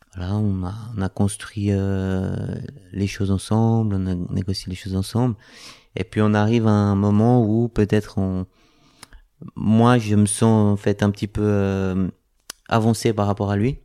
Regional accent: Switzerland; je suis suisse, de métier cuisinier

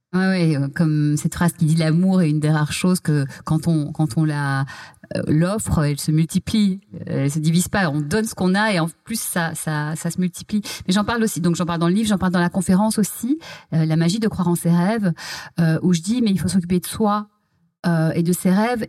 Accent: Belgium; moved away as an adult; now in Paris, France; j'ai grandi en Belgique

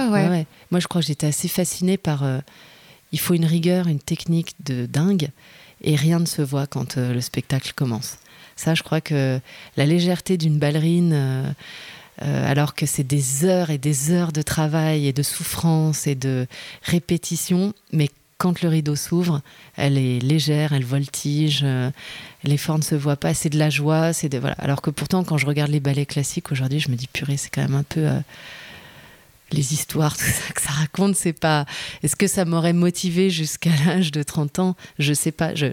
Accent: Lyon, Auvergne-Rhône-Alpes, France; moved away as an adult; also born or lived in Geneva, Switzerland; now in Montreuil, France; J'étais loin de ma ville natale, même si Genève-Lyon, c'est vite fait

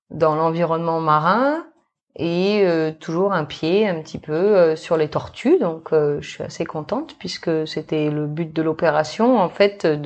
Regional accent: New Caledonia; also born or lived in Australia; je suis née en Australie, mm-hmm. donc euh, il y a de cela maintenant 34 ans, d'un papa australien et d'une maman métro. Et euh, après euh, quelques années euh, passées en Australie, eh ben, on est venu s'installer en Nouvelle-Calédonie, donc euh, en 1990.

